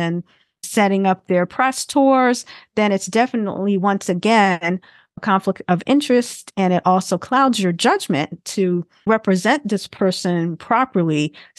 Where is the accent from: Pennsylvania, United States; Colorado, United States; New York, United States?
New York, United States; New York City; I'm from Brooklyn and the East Flatbush neighborhood